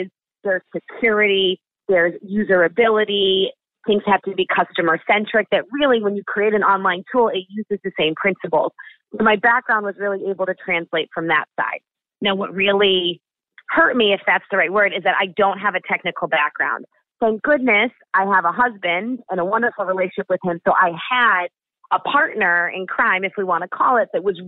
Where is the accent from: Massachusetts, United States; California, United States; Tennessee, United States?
Massachusetts, United States; Boston; also born or lived in New York City; I'm born in New York City, raised in Boston